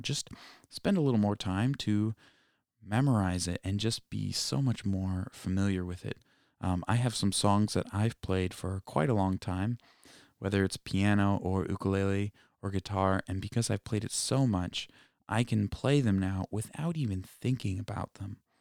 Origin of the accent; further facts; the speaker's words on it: East Coast, United States; I'm from the East Coast. I'm not actually from Hawaii